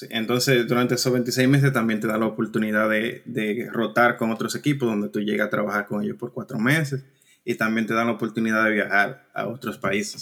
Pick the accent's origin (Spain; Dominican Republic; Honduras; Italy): Dominican Republic; San Juan de la Maguana, San Juan; moved away as an adult; also born or lived in New York / California; now in Ireland; soy criado, nacido y criado en San Juan de la Maguana